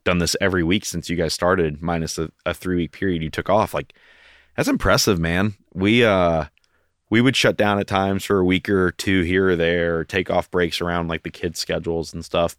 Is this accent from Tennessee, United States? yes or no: yes; Knoxville, Tennessee, United States; also born or lived in Kentucky; Born and raised